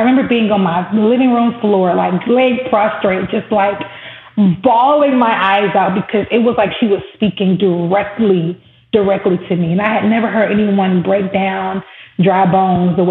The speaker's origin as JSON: {"language": "English", "region": "the South", "country": "United States", "tie": "born or raised there", "said": "Growing up in the South, there was always the Battle of the Bands every year"}